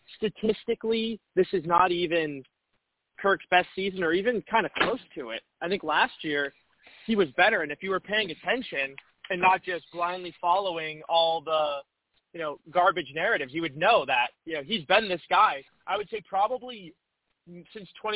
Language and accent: English; Boston, Massachusetts, United States; I'm from Boston. I grew up a Patriots fan.